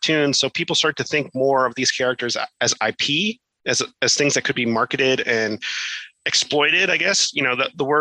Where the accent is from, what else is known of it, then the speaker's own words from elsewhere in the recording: Miami, Florida, United States; set in Miami, my hometown